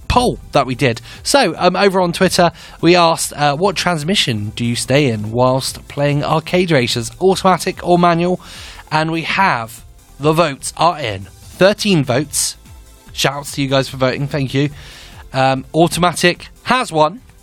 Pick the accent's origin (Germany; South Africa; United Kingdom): United Kingdom; England; Or as I'm English, I can also pronounce it Le Mans 24.